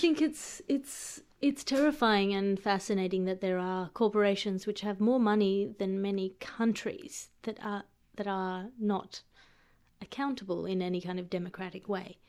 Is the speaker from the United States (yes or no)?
no; Australia; an Australian coming to an, uh, to an American city